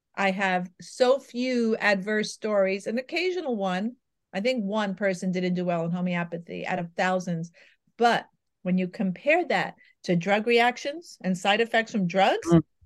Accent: New York, United States; I'm a New Yorker by birth

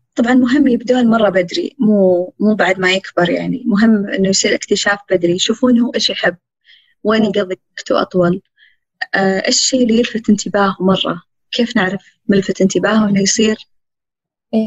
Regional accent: Saudi Arabia; إحنا سعوديين

